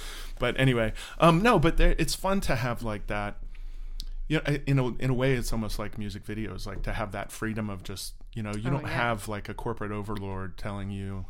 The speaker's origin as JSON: {"language": "English", "town": "Orlando", "region": "Florida", "country": "United States"}